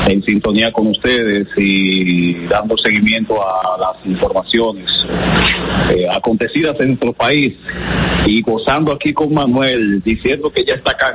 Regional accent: Dominican Republic; now in United States; nosotros como dominicanos eh, radicados aquí en Estados Unidos

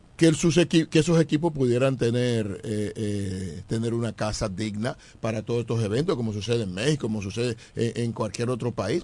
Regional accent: Eastern region, Dominican Republic; son de la región este. Y, y, si me salgo de mi pueblo, entonces me quedo en mi región

